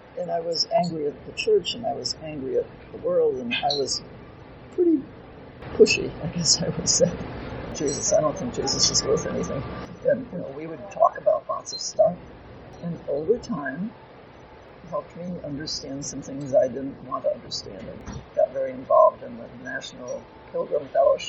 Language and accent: English; Detroit, Michigan, United States; moved away as an adult; also born or lived in Durham, North Carolina; I grew up in Detroit